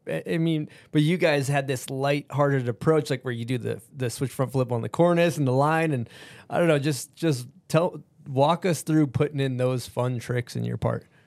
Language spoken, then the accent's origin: English; East Coast, United States; growing up on the East Coast